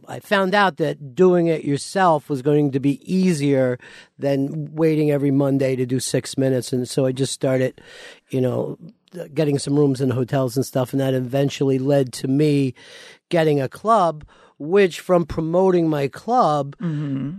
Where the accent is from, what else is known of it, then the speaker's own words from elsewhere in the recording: outside of Philly, Pennsylvania, United States; moved away; also born or lived in Florida; I grew up outside of Philly